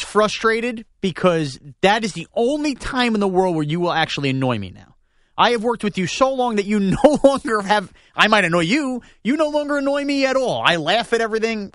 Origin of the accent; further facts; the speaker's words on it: Long Island, New York, United States; I grew up in Long Island